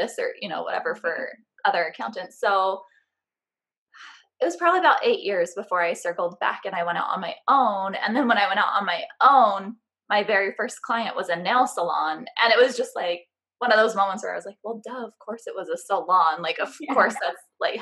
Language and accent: English; San Francisco Bay Area, California, United States; now in St. George, United States; I actually originally grew up near the San Francisco Bay Area, but now I live in a really tiny town called St. George, Utah